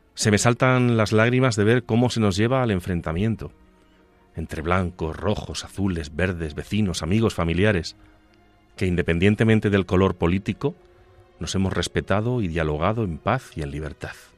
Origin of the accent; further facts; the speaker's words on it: Ciudad Real, Castilla-La Mancha, Spain; yo soy de Ciudad Real, pero muy cerca de Extremadura y muy cerca de Andalucía